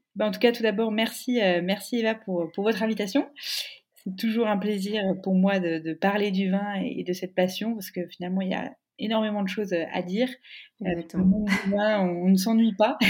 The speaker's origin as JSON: {"language": "French", "town": "Dijon", "region": "Bourgogne-Franche-Comté", "country": "France", "tie": "born or raised there", "also_born_or_lived": "Lille", "moved": "as an adult", "said": "je suis originaire de Bourgogne"}